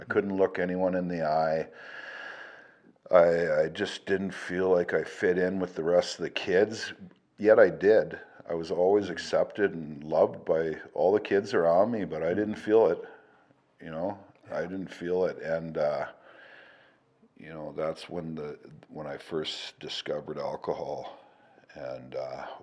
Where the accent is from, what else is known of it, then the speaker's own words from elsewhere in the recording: Portage la Prairie, Manitoba, Canada; I was born in Manitoba. Portage la Prairie, Manitoba is where I'm from.